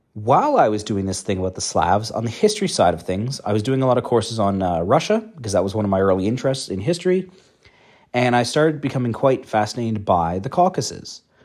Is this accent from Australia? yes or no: no; Canada; moved away as an adult; now in Netherlands; I am from Canada